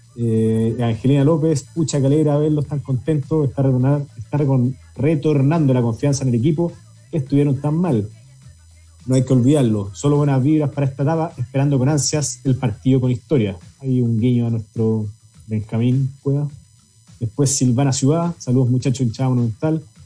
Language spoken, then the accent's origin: Spanish; Chile